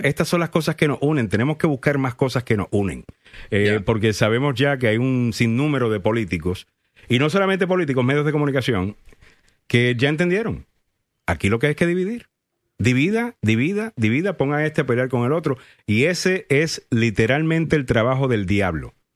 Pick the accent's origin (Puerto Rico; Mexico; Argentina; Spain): Puerto Rico; yo soy puertorriqueño.